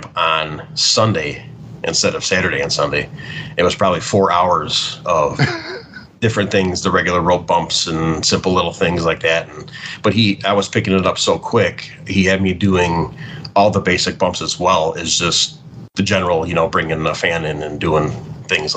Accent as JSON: {"language": "English", "town": "Lombard", "region": "Illinois", "country": "United States", "tie": "born or raised there", "said": "I grew up in Lombard, Illinois, which is probably half an hour west of Chicago. Mm-hmm. Grew up there first 35 years of my life"}